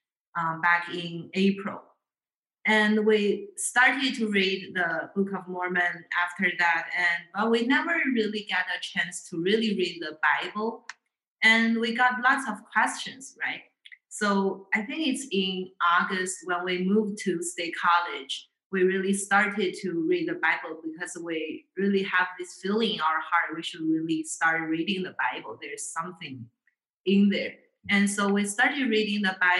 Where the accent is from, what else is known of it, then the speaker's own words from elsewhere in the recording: China; moved away as an adult; now in State College, United States; Growing up in China